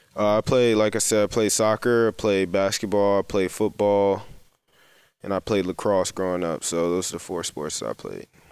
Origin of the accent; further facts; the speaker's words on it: New Jersey, United States; moved away as an adult; now in Ostend, Belgium; I'm from New Jersey